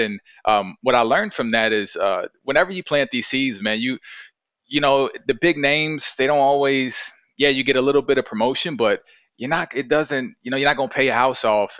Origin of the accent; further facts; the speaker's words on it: Virginia, United States; I'm from Virginia, I'm like a old-fashioned guy